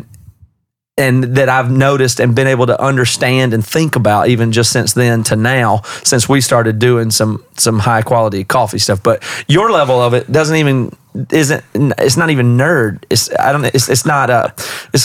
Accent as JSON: {"language": "English", "region": "South Carolina", "country": "United States", "tie": "born or raised there", "moved": "as an adult", "lives_now": "Seattle, United States", "said": "I grew up in South Carolina in the 80s"}